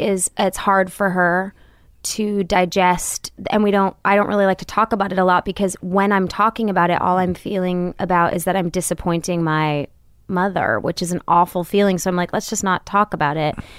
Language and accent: English; Royal Oak, Michigan, United States; moved away; also born or lived in California; was growing up in Royal Oak, Michigan